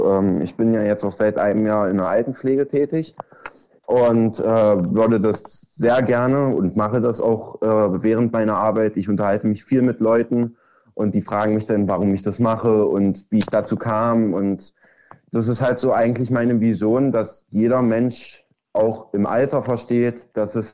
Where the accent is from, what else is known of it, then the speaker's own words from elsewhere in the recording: Zerbst, Saxony-Anhalt, Germany; äh, komme aus Zerbst, ähm, bin 17 Jahre alt